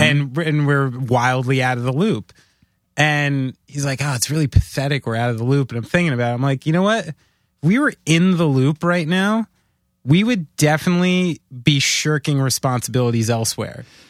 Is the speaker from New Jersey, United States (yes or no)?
yes; New Jersey, United States; we're from New Jersey